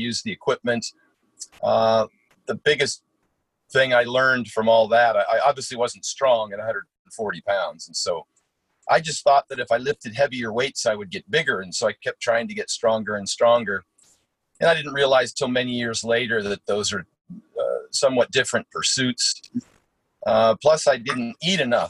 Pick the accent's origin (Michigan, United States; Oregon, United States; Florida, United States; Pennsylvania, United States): Oregon, United States; Portland; also born or lived in Eugene, Oregon; born and raised in Portland, and then I went to school at the University of Oregon